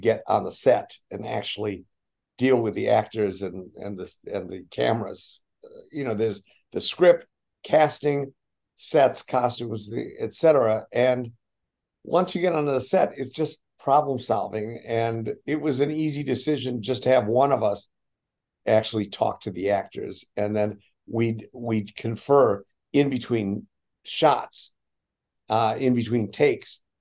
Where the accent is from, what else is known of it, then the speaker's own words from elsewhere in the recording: Milwaukee, Wisconsin, United States; moved away; we're from Milwaukee